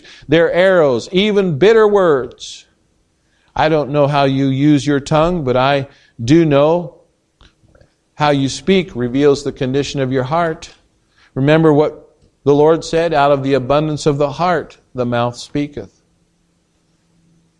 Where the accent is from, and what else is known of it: United States